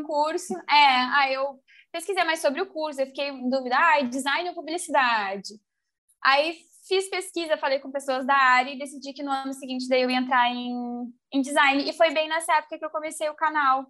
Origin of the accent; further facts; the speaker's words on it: Rio Grande do Sul, Brazil; also born or lived in Porto Alegre; eu sou aqui do Rio Grande do Sul